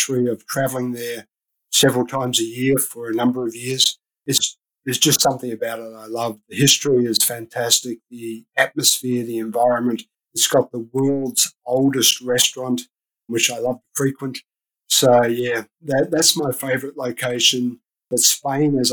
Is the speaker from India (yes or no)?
no; Australia; moved away as an adult; So I'm Australian. I don't know if you can pick up my accent, but I'm Australian.